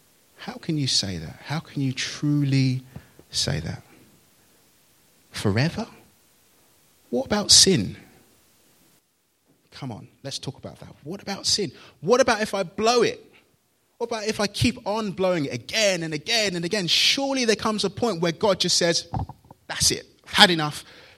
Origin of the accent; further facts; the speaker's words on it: Nigeria; born there; I was born in Nigeria, out of marriage, to a single mum, really.